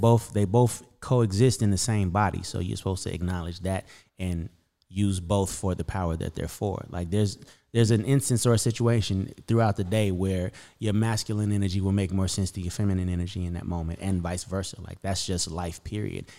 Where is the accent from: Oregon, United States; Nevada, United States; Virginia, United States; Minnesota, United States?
Nevada, United States; Las Vegas; born or raised there; also born or lived in Camden, Arkansas